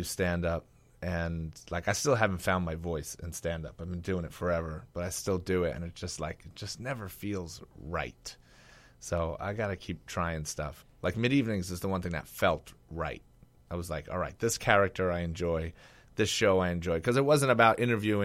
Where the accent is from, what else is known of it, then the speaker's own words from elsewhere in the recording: New York City, New York, United States; moved away as an adult; I lived in Staten Island for 40 years